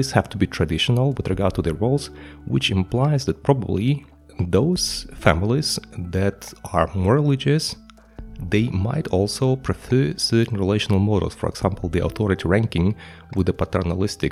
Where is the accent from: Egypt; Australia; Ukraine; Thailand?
Ukraine; I come from Ukraine and I used to attend a sociology class at the Ukrainian university